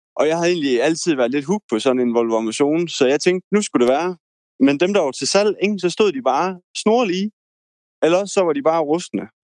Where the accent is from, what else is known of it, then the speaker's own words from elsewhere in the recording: Denmark; jeg er jo jyde